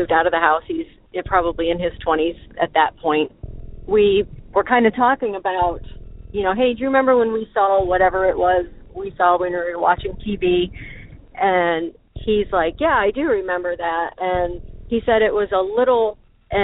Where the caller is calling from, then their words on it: Ohio, United States; I'm calling from Ohio